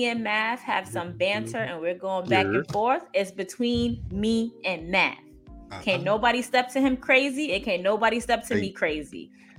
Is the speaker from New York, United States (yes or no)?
yes; New York City, New York, United States; I'm from Brooklyn.